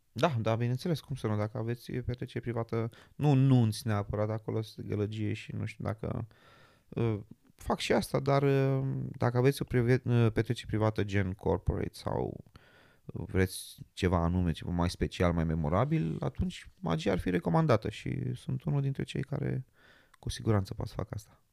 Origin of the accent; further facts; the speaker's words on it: Romania; now in London, United Kingdom; sunt român